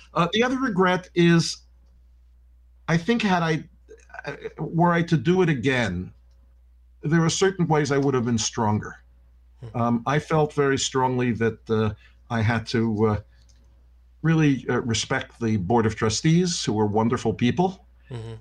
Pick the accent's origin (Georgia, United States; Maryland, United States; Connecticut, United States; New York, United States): New York, United States; Yonkers; I was born in New York and I was raised in Yonkers, New York